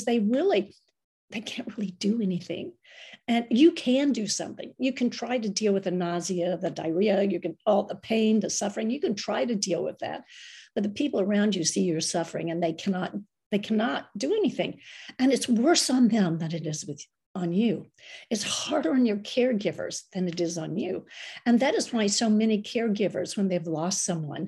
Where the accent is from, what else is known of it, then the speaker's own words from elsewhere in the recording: United States; some crazy American gringa is on a pilgrimage